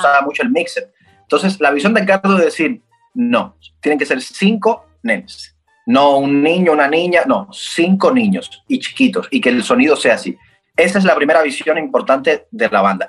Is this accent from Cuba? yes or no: yes; Cuba; en mi país, en Cuba